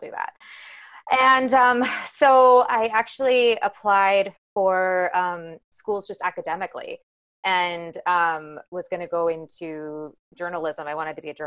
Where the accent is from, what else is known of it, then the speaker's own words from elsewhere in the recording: Overland Park, Kansas, United States; moved away as an adult; also born or lived in West Virginia / Michigan; now in New York, United States; So I am from Kansas City, from Overland Park, Kansas. It's a suburb outside of Kansas City on the Kansas side.